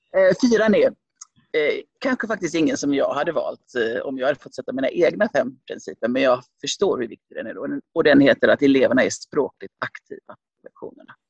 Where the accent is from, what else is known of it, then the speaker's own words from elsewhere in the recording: Gothenburg, Västra Götaland, Sweden; also born or lived in Finland; jag är från Lövgärdet i Göteborg